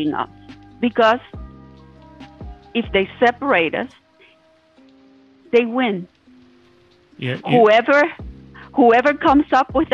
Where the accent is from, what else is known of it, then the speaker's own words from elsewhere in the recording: Cuba; now in United States; the way I grew up in Cuba